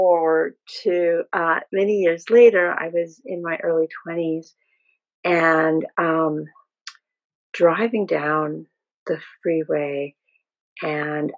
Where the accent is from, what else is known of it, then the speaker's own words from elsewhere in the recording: Peru; born in Peru